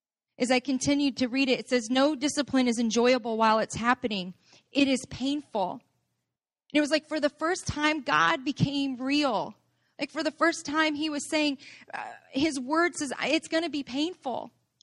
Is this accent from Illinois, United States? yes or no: yes; Chicago, Illinois, United States; This is where I'm growing up on Southside Chicago kind of came up